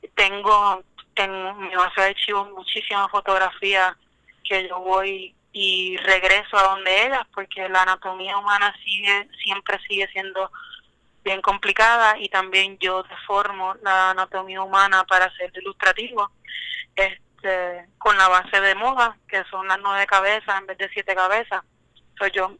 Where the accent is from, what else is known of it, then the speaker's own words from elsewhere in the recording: Caguas, Puerto Rico; yo soy de Caguas, Puerto Rico, eh, y realmente me baso en la vida metropolitana, pero mi hogar siempre va a ser Caguas